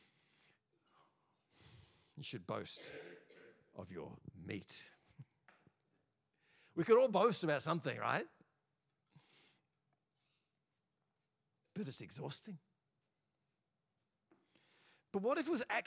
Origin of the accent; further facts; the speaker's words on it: Australia; in Australia, we're all pretty confused because we're all probably not from here